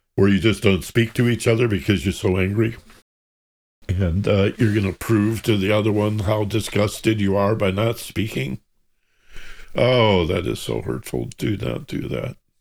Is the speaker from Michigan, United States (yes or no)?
yes; Michigan, United States; I grew up in Michigan